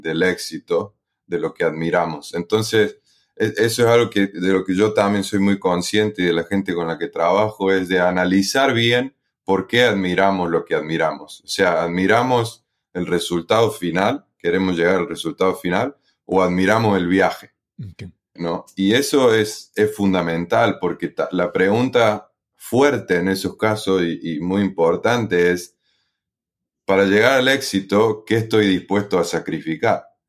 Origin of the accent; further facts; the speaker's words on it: Río Tercero, Córdoba, Argentina; moved away as an adult; also born or lived in Philadelphia, United States / Italy; soy eh, argentino, eh, específicamente de Río Tercero, en la provincia de Córdoba